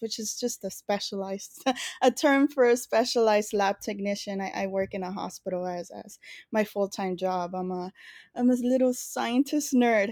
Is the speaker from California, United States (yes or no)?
yes; Los Angeles, California, United States; born and raised in East L